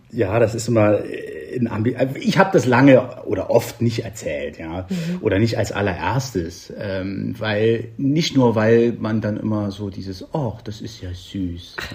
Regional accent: East Germany, Germany; Das hat mich als, als Ossi-Kind total umgekrempelt, muss ich sagen, ja.

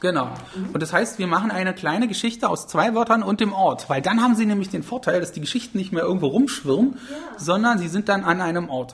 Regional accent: Magdeburg, Saxony-Anhalt, Germany; ich komme aus Magdeburg

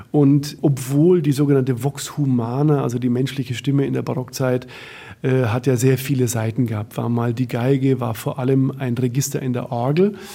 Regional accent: West Germany, Germany; now in Berlin, Germany; ich bin ja Wessi. Ja, und bin seit 31 Jahren äh, in Berlin.

